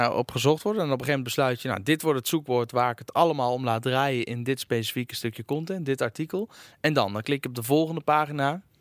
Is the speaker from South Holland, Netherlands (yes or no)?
no; Arnhem, Gelderland, Netherlands; eh, ik kom uit Arnhem